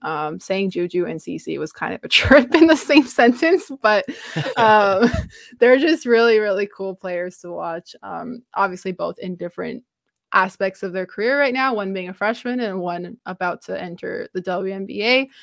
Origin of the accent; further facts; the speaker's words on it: Canada; as the Canadian on this podcast